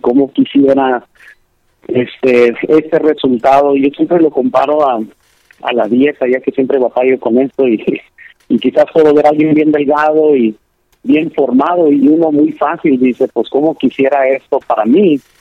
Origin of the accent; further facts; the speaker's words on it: Lancaster, California, United States; donde yo crecí en Lancaster, California